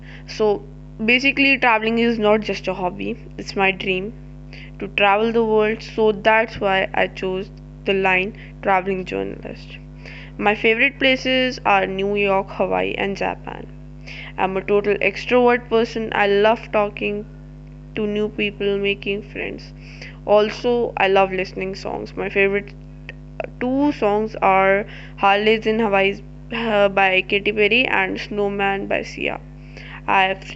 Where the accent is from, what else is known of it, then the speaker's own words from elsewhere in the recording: Dehradun, Uttarakhand, India; a localite born and brought up in Dehradun